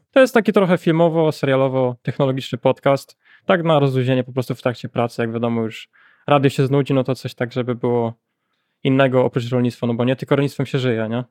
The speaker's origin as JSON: {"language": "Polish", "town": "Janowiec Wielkopolski", "region": "Kuyavian-Pomeranian Voivodeship", "country": "Poland", "said": "Ja jestem z rejonu Kasku Pomorskiego, powiat Żnin, gmina Janowiec dokładniej"}